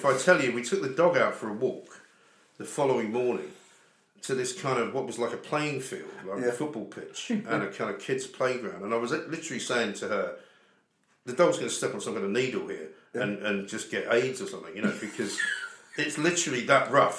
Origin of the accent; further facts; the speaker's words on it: Scotland, United Kingdom; I'm actually Scottish